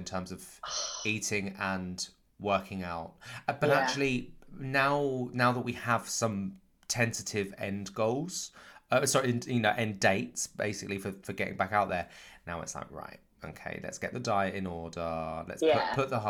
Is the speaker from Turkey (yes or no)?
no; Canterbury, South East England, United Kingdom; I grew up in Canterbury in Kent, a couple of hours outside of London